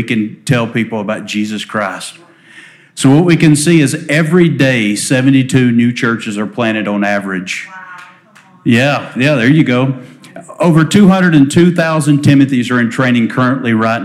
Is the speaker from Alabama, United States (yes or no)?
yes; Alabama, United States; accent: drawl; I am from Alabama.